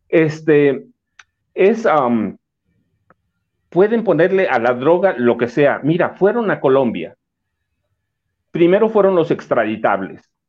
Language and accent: Spanish; southern State of Mexico, Mexico; en mi pueblo, por ejemplo, sí, hay comunidades enteras en Estados Unidos que son gente de ahí del sur del Estado de México en Austin